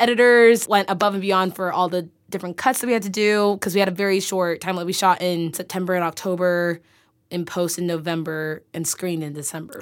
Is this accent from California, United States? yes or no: yes; San Francisco Bay Area, California, United States; moved away; I'm from the Bay